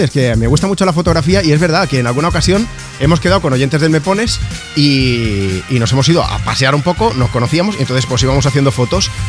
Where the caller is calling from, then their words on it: Ibiza, Balearic Islands, Spain; de Ibiza.